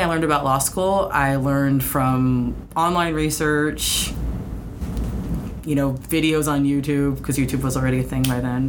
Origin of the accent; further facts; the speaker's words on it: central Arizona, United States; also born or lived in Hawaii; now in Seattle, United States; I grew up mostly in the Southwest, in a rural part of central Arizona.